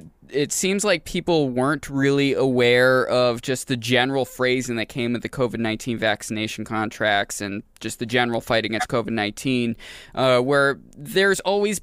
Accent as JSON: {"language": "English", "region": "Maine", "country": "United States", "moved": "yes", "lives_now": "New Hampshire, United States", "said": "I came from Maine. I moved to New Hampshire full-time 11 years ago."}